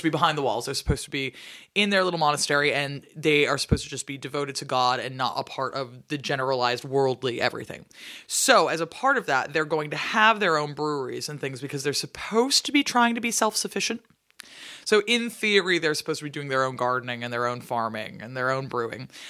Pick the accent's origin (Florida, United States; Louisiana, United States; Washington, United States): Washington, United States; Seattle; I'm from Seattle